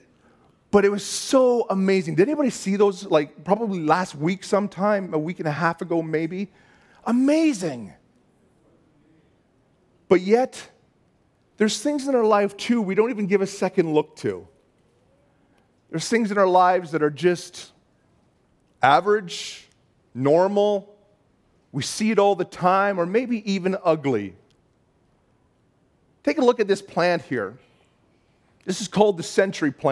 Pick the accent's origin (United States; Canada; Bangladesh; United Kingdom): Canada; Bolton, Ontario; when I was a kid, we grew up in Bolton, Ontario.